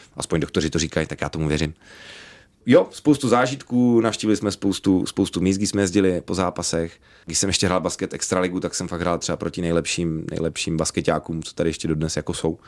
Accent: Dvůr Králové nad Labem, Hradec Králové Region, Czechia; A já pocházím ze Dvora Králové, což je kousíček do Polska.

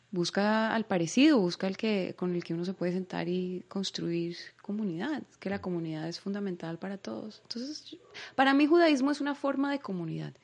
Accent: Bogotá, Colombia; moved away as an adult; now in Israel; yo nací allá, pero pues yo crecí en Latinoamérica, yo crecí en Colombia, yo crecí en Bogotá, yo soy Rola

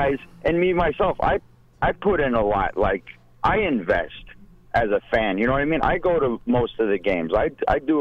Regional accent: Southwest, United States; Growing up in the Southwest

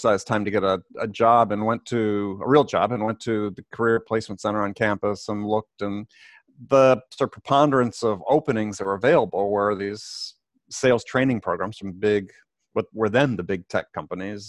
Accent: Madison, Wisconsin, United States; moved away as an adult; also born or lived in San Diego / New York; I grew up in Wisconsin

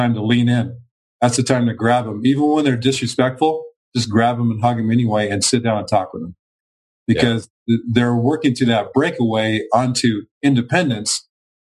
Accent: Los Angeles, California, United States; I was growing up in Los Angeles

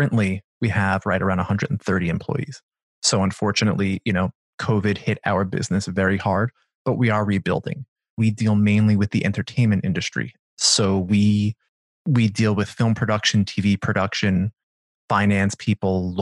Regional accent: Long Island, New York, United States; I grew up in Long Island, New York, and it's suburbia, as suburbia gets

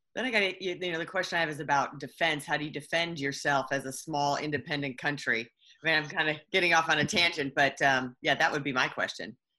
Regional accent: Texas, United States; I'm a Texan.

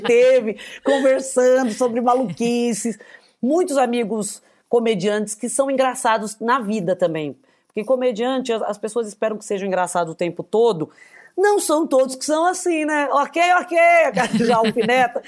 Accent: ABC Paulista, São Paulo, Brazil; accent: caipira; sou uma atriz comediante, caipira do ABC paulista, mas também com um pé na família italiana

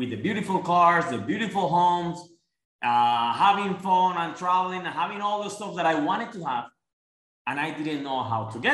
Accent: La Guajira, Colombia; English is a second language; moved away as an adult; also born or lived in Bogota, Colombia; now in United States; I'm from Colombia, from the North Coast. It's called La Guajira

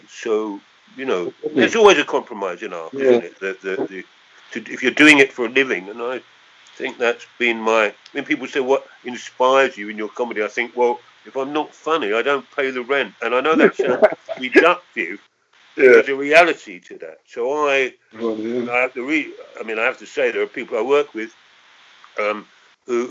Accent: London, United Kingdom; I was born in Camberwell in southeast London, and I lived for the first 10 years of my life in Peckham, Camberwell, and Elephant and Castle.

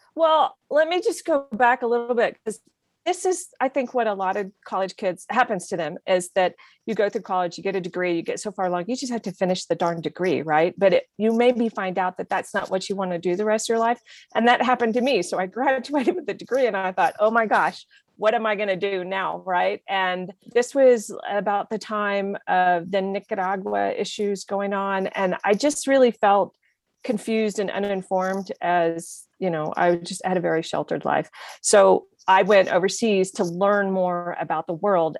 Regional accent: Oklahoma City, Oklahoma, United States; also born or lived in Lubbock, Texas; now in Santa Fe, United States; I was born in Lubbock, but I was raised most of the time in Oklahoma City.

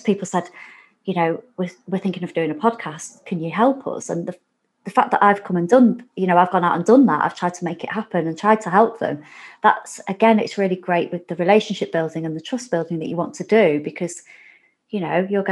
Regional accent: Warrington, North West England, United Kingdom; we're both from Warrington

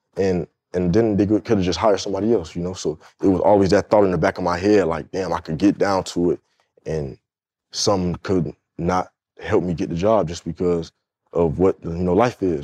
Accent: Fort Lauderdale, Florida, United States; I grew up in Fort Lauderdale, Florida, which is like twenty minutes from Miami

